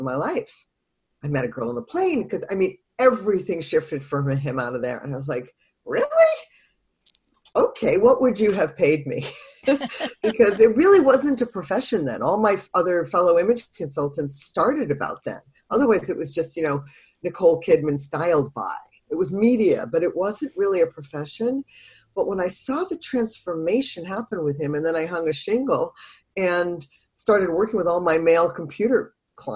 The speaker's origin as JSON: {"language": "English", "town": "Boston", "region": "Massachusetts", "country": "United States", "moved": "yes", "lives_now": "San Diego, United States", "said": "I'm from Boston"}